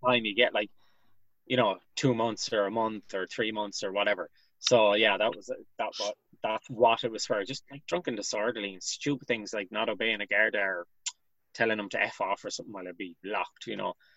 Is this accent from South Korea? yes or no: no; Galway, Connacht, Ireland; I'm from uh, an area known as West Side in Galway. It's kind of a large estate area known for its uh, joyriding back in the days and antisocial behavior. It's a bit better now, thank God. So uh, yeah, so I grew up here